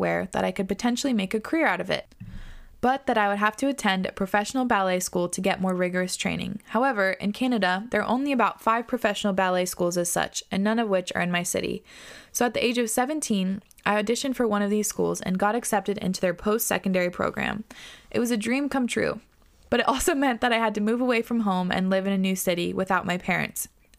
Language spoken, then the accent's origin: English; Australia; My parents are from India, but I was born in Australia and have been living here ever since.